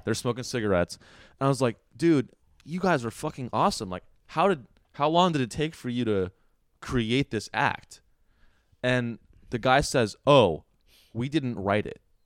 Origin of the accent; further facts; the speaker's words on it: Sunnyvale, California, United States; I'm from Sunnyvale